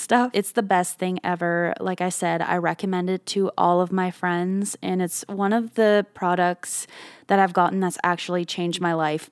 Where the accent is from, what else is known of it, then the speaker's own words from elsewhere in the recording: Canada; now in Nashville, United States; I come from Canada and my lips have just always been chapped growing up